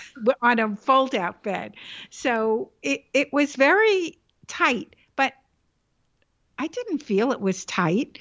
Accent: New York City, New York, United States; The Bronx was, uh, my center

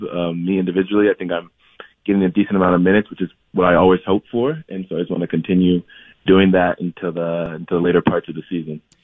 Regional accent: Columbus, Ohio, United States; moved away as an adult; also born or lived in Lansing, Michigan / Ithaca, New York; now in Salt Lake City, United States; at around eight or nine is when I then moved to Columbus, Ohio

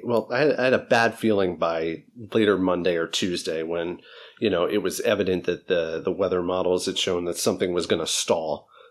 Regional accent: New Jersey, United States; I grew up in New Jersey and became fascinated by weather, most likely at the age of 3.

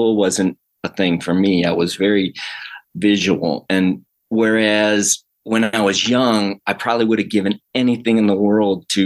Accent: Detroit, Michigan, United States; I was born in Detroit, Michigan. Actually a suburb of Detroit, but it's kind of one big city like Los Angeles. Being born there, and I love the summer. The winters were brutal

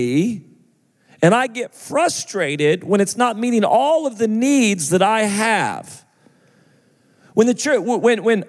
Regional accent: United States; I'm American

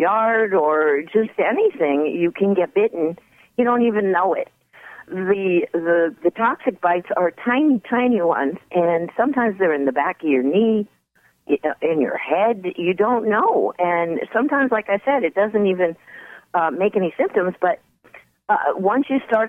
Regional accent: East Coast, United States; now in California, United States; I grew up on the East Coast

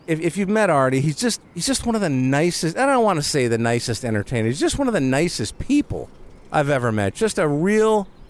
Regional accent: Detroit, Michigan, United States; I grew up in Detroit, so I was a Tigers fan

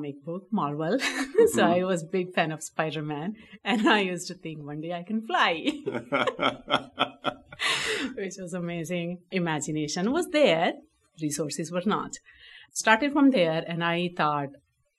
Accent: northern India, India; moved away as an adult; now in United States; I was born and raised in India

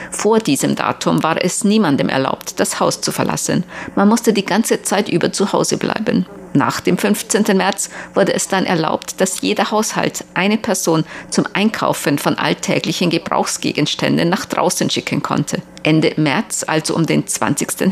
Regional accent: Xiaogan, Hubei, China; moved away as an adult; now in Taiwan; zu meiner Heimatstadt Xiaogan

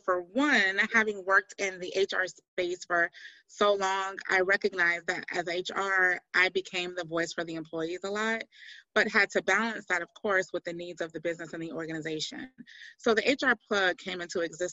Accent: Miami, Florida, United States; now in Locust Grove, United States; I hail from Miami, Florida

